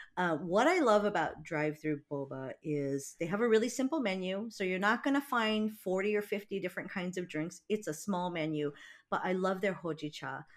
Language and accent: English; Big Island of Hawaii, United States; moved away; I'm from the Big Island of Hawaii, and Hilo is on the Big Island